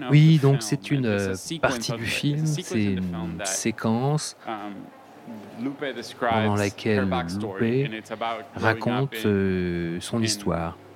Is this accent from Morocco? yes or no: no; Argentina; moved away; also born or lived in Barcelona, Spain; Je viens d'Argentine